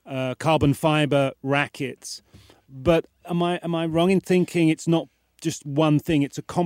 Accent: United Kingdom; Don't forget I'm British

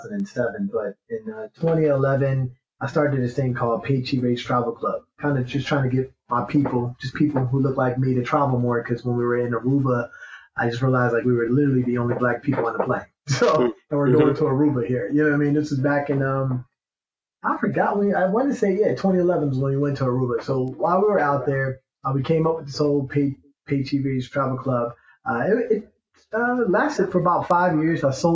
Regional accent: New Jersey, United States; And then I'm from Jersey. My wife's from New York.

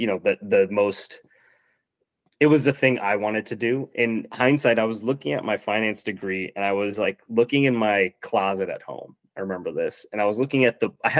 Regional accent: Virginia, United States; moved away as an adult; also born or lived in Minneapolis; I grew up in Virginia

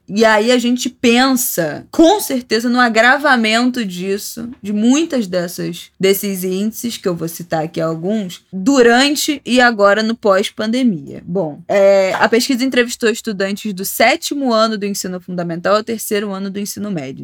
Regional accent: Rio de Janeiro, Brazil; como carioca

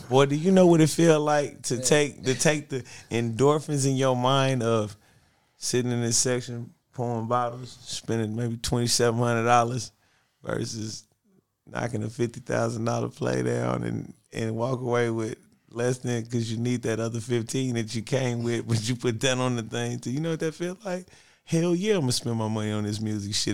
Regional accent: Los Angeles, California, United States; I'm from Watts

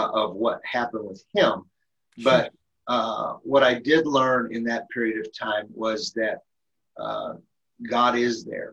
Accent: Elkhart, Indiana, United States; moved away as an adult; now in Minnesota, United States; I'm originally from Elkhart, Indiana. I'm actually a transplant into the state of Minnesota

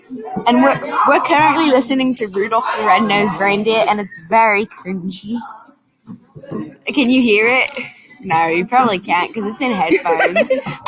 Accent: United Kingdom; And I'm definitely British, and this is not a fake accent.

